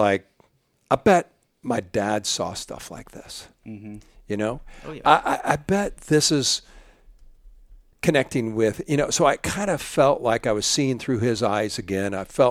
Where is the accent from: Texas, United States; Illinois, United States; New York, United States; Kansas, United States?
Illinois, United States; I grew up in Central Illinois, and our family enjoyed the outdoors, and we went hunting, mostly small game, not too much big game hunting. Of course, I grew up in the 60s and the 70s.